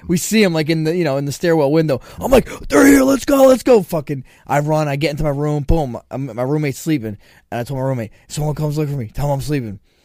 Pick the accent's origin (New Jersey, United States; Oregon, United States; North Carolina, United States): New Jersey, United States; Toms River; when I was a kid, growing up in Tom's River